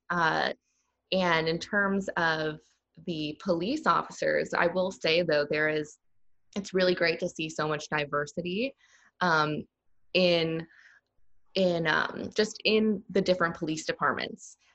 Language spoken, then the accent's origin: English; Texas, United States; now in Raleigh, United States; when I say, oh, I'm from Texas, they're like, oh, you know, they all just automatically assume, you know, it's super country, a red state. And to be honest, Raleigh is way more country than any place I've ever lived